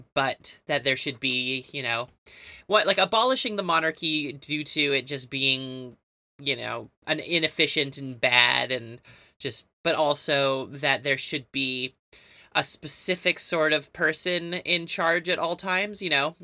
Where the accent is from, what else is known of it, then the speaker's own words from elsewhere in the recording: Canada; we're Canadian